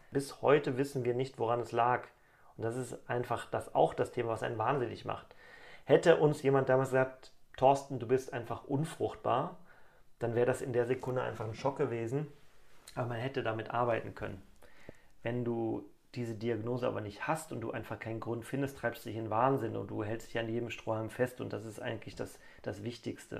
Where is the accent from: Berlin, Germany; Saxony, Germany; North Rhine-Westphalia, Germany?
North Rhine-Westphalia, Germany; Cologne; ich komme aus Köln